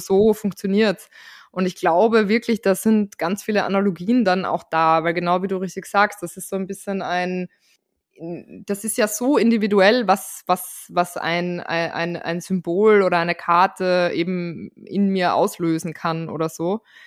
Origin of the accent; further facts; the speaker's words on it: Austria; als Österreicherin